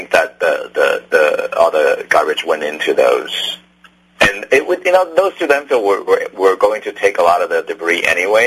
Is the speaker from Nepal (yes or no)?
no; Taiwan; moved away; I'm from Taiwan